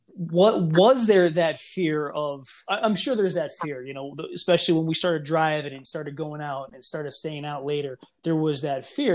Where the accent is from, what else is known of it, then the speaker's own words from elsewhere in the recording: Clarks Summit, Pennsylvania, United States; where I was growing up in Clark Summit, we lived a privileged life. We lived very privileged.